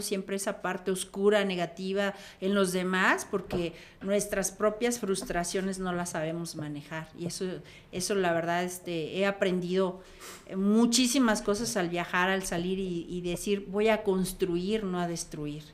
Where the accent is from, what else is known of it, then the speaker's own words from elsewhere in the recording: Comitán, Chiapas, Mexico; yo vengo de ese pueblito de Comitán